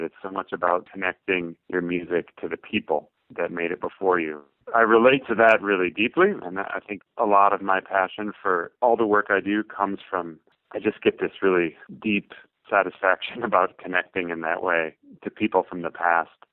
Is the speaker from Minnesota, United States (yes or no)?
yes; Bemidji, Minnesota, United States; also born or lived in St. Paul, Minnesota; I grew up in Bemidji, this lumbering town in northern Minnesota